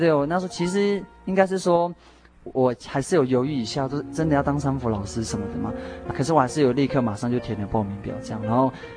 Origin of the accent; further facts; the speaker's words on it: Taoyuan, Taiwan; moved away as an adult; also born or lived in Taitung (family origin, Amis) / Pingtung (university); now in Pingtung, Taiwan; 我算是很小，就在北部长大